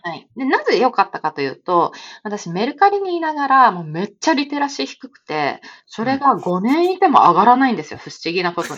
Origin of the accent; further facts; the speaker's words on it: Shimizu, Shizuoka, Japan; moved away as an adult; 私、静岡出身で